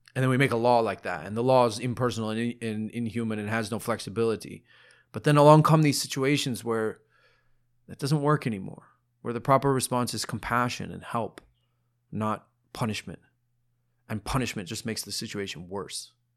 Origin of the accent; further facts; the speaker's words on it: Ohio, United States; I'm a dude from Ohio.